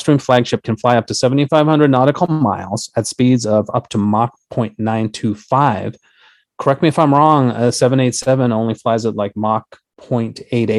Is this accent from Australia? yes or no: no; San Francisco, California, United States; moved away as an adult; now in Washington, D.C., United States; I grew up in San Francisco.